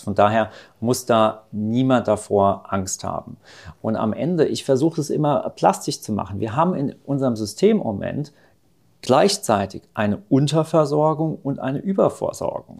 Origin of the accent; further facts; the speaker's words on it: Rhineland-Palatinate, Germany; in Rheinland-Pfalz, wo ich herkomme